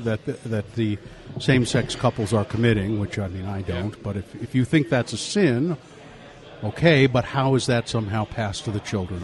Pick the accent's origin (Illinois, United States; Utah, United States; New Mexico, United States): Utah, United States; Ogden; Now, I grew up in Ogden